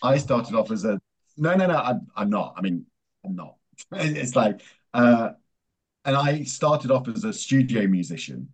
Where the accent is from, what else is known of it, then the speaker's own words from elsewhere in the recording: England, United Kingdom; moved away as an adult; also born or lived in America; I was born in England. Uh, then my mum uh, was Italian